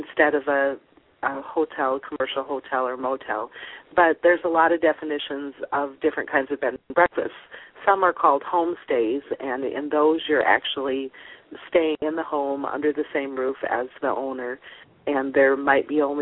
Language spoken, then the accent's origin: English; Austin, Minnesota, United States; also born or lived in Colorado Springs, Colorado / Germany / Wheaton, Illinois; now in St. Ansgar, Iowa, United States; I am from Austin, Minnesota originally